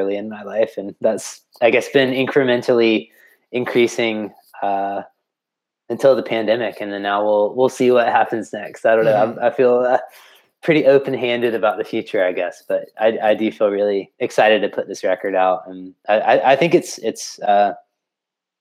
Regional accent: Florence, South Carolina, United States; also born or lived in Columbia, South Carolina; growing up in South Carolina, I feel like I grew up in a pretty small town here too, in Florence

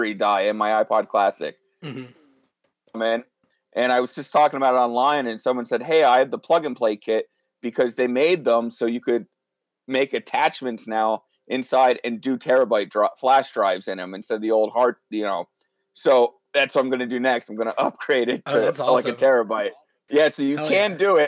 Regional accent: northeast Pennsylvania, United States; I'm from the northeast part of the state. Just I always tell everybody I'm from Wilkes-Barre just because that's where our music scene is here. But I live about 10 minutes south of Wilkes-Barre

